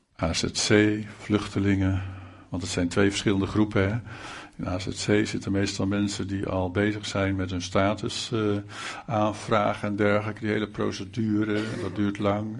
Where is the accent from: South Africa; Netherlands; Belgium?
Netherlands; Wij als Nederlanders